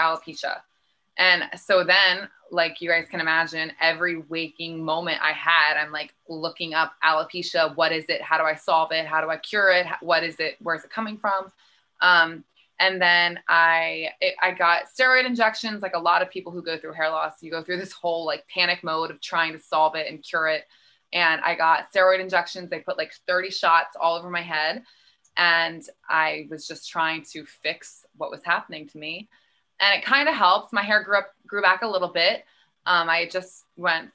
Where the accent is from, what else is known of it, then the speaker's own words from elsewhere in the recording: Philadelphia, Pennsylvania, United States; I'm from Philly, Pennsylvania, East Coast. I grew up there